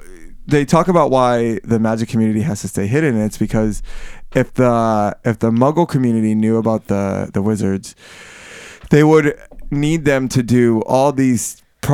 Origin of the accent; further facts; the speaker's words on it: Miami, Florida, United States; in Miami, we didn't have a subway. We had a monorail, and that's what we call it